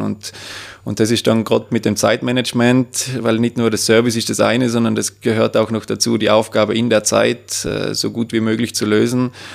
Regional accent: Obergurgl, Tyrol, Austria; beruflich tätig da im elterlichen Betrieb im Gourmet- und Weinhotel Austria in Obergurgl

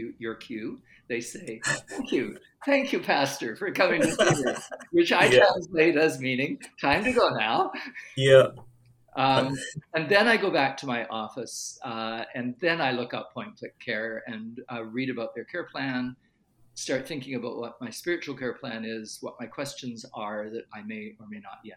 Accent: Canada; I was born in Canada, but I have had a German grandfather

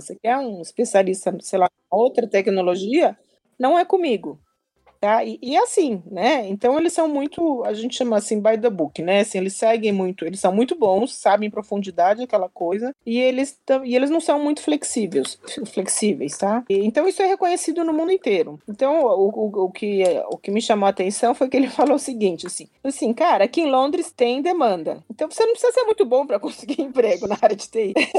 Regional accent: Brazil; also born or lived in Japan; Eu venho do Brasil

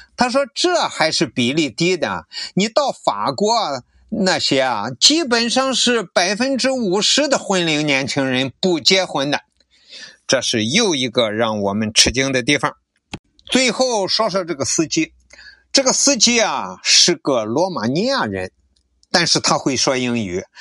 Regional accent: northern China, China; 我反正北方人嘛

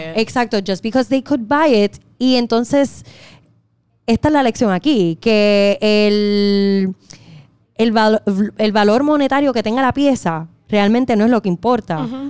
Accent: Puerto Rico; moved away as an adult; also born or lived in Miami / New York; me mudé de Puerto Rico

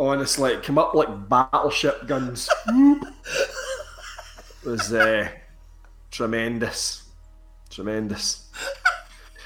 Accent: Cowal, Scotland, United Kingdom; Cowell Games, the big Highland Games in my hometown

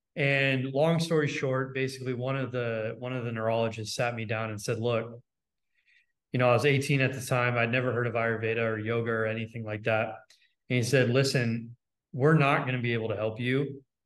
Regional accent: Los Angeles, California, United States; I grew up in Los Angeles

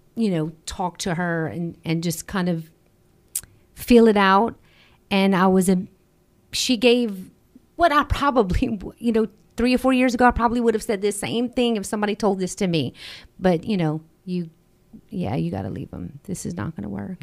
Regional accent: Acadiana, Louisiana, United States; We're from the Acadiana area

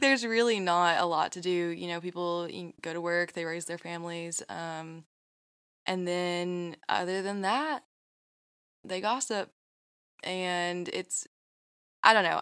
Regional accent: Fancy Farm, Kentucky, United States; moved away; my hometown

